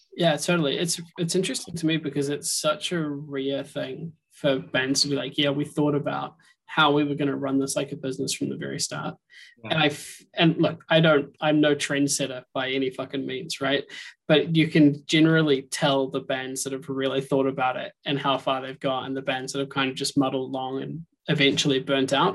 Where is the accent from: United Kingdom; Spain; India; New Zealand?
New Zealand; moved away; I'm originally from New Zealand